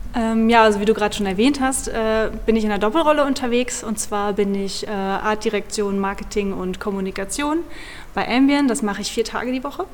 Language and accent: German; Orferode, Hesse, Germany; ich bin gebürtige Nordhessen. Wow. Das ist äh, im süßen kleinen Kaff Orferode.